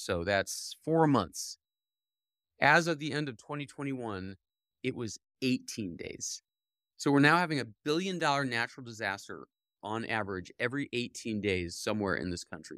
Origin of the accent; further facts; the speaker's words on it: Cleveland, Ohio, United States; now in New York State, United States; I grew up in Cleveland